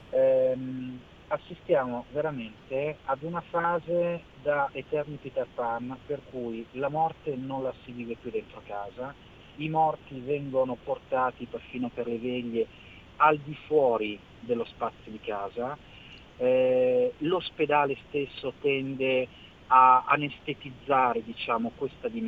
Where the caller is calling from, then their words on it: Milan, Lombardy, Italy; siamo da Milano